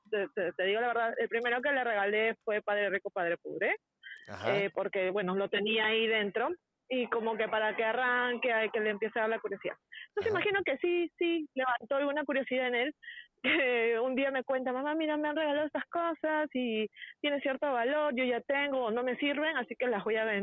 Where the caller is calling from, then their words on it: Peru; Hola hermoso